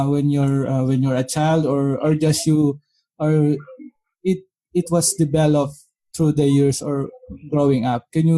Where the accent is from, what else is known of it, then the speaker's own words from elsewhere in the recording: Philippines; English is a second language; English is not my first language